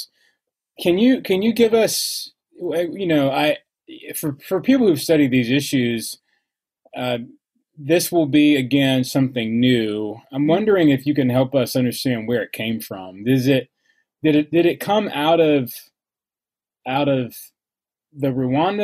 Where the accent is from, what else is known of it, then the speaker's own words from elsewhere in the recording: Atlanta, Georgia, United States; as an African American who was raised in the South, I'm from Atlanta. I was raised by the people who knew King. I'm from that community in Atlanta.